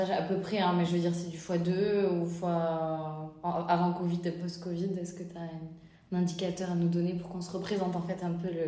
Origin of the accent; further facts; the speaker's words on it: Toulouse, Occitania, France; en tant que Toulousaine